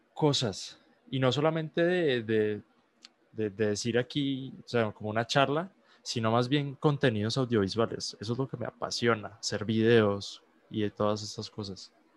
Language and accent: Spanish; Colombia; yo soy un muchacho de Colombia